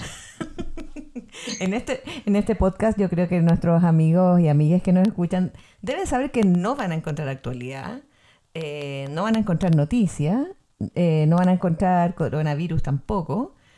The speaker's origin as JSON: {"language": "Spanish", "region": "Valparaíso", "country": "Chile", "moved": "yes", "said": "nosotros somos de Valparaíso y por algo el, este mm, podcast se llama Porteña sin Valpo porque estamos viviendo fuera de Valparaíso hace hartos años"}